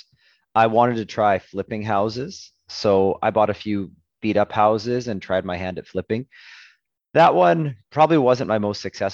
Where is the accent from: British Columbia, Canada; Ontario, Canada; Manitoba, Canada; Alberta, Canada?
Alberta, Canada; Edmonton; I'm born and raised in Edmonton